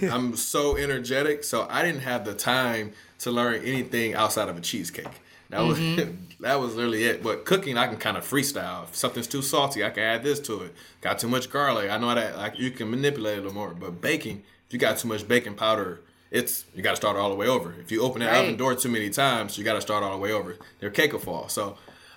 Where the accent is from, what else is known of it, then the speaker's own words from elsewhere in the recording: Detroit, Michigan, United States; moved away; growing up in Detroit, I spent like the first half of my life in Detroit and grew up around my grandmother